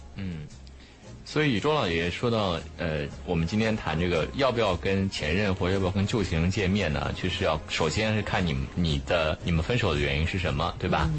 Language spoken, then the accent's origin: Chinese; Hefei, Anhui, China; moved away; 我老家合肥